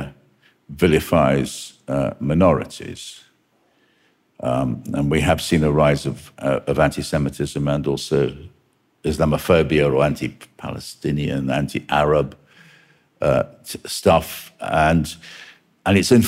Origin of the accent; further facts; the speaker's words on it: United Kingdom; I'm very proud to be British, or I was